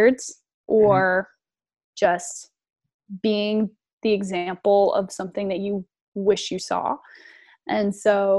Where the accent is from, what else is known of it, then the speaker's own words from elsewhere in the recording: South Carolina, United States; I'm from South Carolina